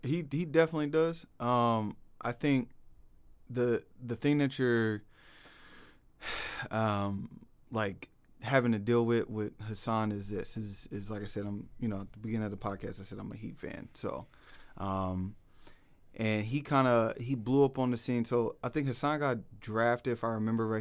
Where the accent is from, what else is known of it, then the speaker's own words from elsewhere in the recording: Portland, Oregon, United States; born and raised in Portland